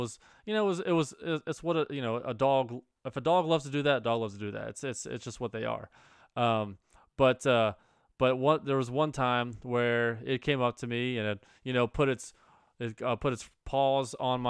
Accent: Cincinnati, Ohio, United States; because of I'm from Cincinnati and that's the Bengals.

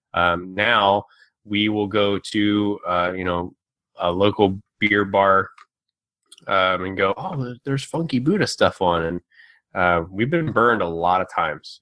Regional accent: Maryland, United States; moved away; I'm originally from Maryland

